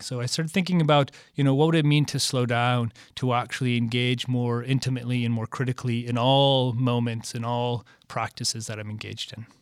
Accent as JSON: {"language": "English", "region": "Michigan", "country": "United States", "tie": "born or raised there", "said": "I grew up in Michigan, kind of the birthplace of the automobile"}